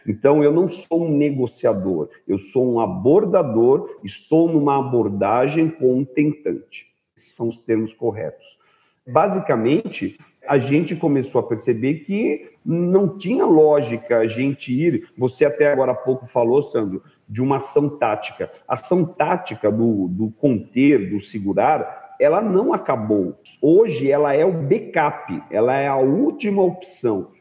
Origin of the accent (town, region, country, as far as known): Brazil